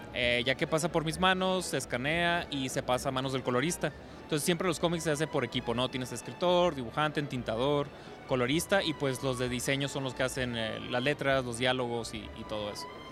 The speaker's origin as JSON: {"language": "Spanish", "town": "Tijuana", "region": "Baja California", "country": "Mexico", "tie": "born or raised there", "said": "Tijuana, de donde soy originario"}